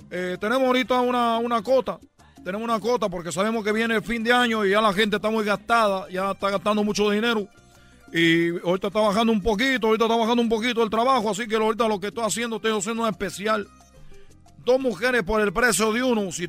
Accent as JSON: {"language": "Spanish", "country": "Cuba", "lives_now": "Mexico", "said": "para los que me escuchan por primera vez, yo soy de Cuba. Yo deserté de Cuba y yo lo que me dedico es a embarazar mujeres mexicanas"}